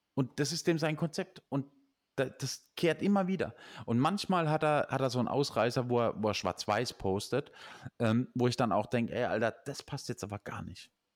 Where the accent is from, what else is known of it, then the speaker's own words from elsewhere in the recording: Nussloch, Baden-Württemberg, Germany; Ich sah aus Nussloch